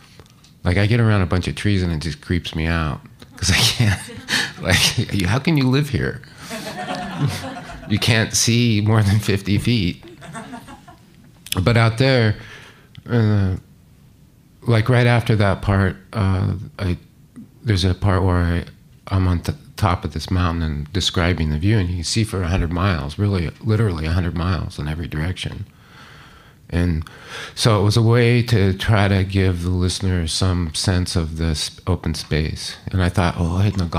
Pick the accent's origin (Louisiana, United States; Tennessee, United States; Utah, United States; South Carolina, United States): Utah, United States; Salt Lake City; I grew up in Utah, Salt Lake